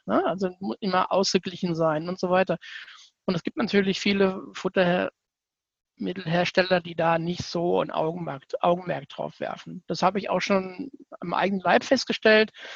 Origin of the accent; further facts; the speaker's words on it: Southern Hesse, Germany; komme aus dem schönen Südhessen.